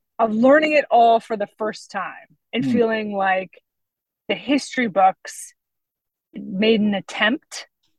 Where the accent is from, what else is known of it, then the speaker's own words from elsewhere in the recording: West Coast, United States; Growing up on the West Coast in America